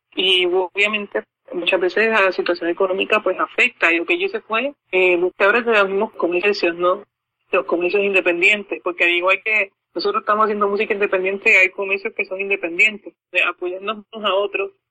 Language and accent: Spanish; Puerto Rico; acá en mi ciudad natal